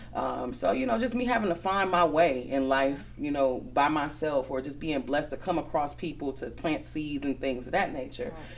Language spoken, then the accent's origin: English; Milwaukee, Wisconsin, United States; also born or lived in Chicago; I was born in Chicago, but I've been here since I was about two years old. So Milwaukee is definitely home for me. Um, I went to Brown Deer from K five all the way up to graduation.